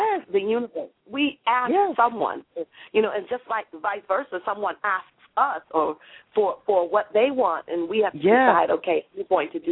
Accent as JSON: {"language": "English", "town": "Waterbury", "region": "Connecticut", "country": "United States", "tie": "born or raised there", "said": "when we were growing up in Waterbury, Connecticut"}